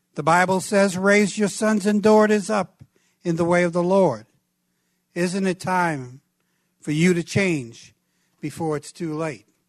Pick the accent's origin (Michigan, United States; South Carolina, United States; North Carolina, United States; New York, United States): New York, United States; New York City; where I grew up in Brooklyn, New York.